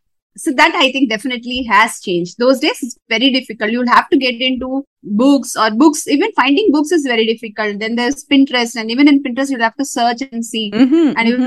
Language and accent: English; South India, India; moved away as an adult; now in North India; I was brought up in South India and I moved north because my husband's job demanded